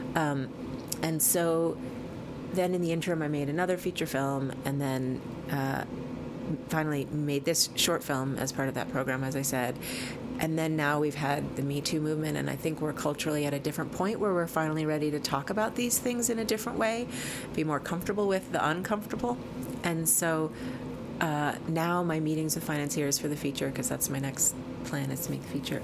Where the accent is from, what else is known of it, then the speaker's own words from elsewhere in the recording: New Mexico, United States; I grew up in New Mexico, and I had a teepee in my backyard